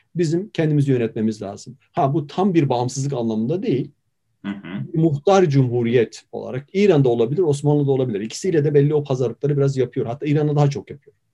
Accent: Turkey; ben de bir Türkiye'li olarak, bir Kürt olarak

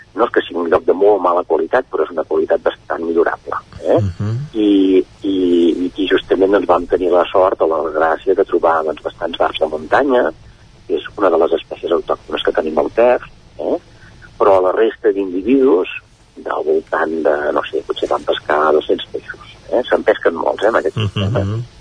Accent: Manlleu, Catalonia, Spain; jo que tinc 54 anys jo no havia pescat de petit aquí a Manlleu

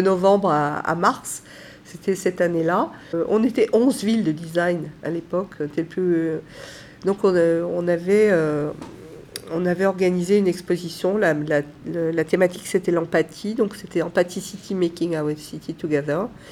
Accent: Saint-Étienne, Auvergne-Rhône-Alpes, France; je suis née à Saint-Étienne, euh, fière d'être stéphanoise

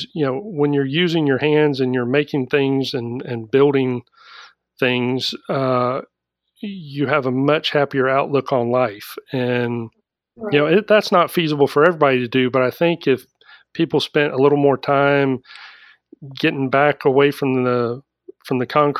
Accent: Florida, United States; I'm from Florida

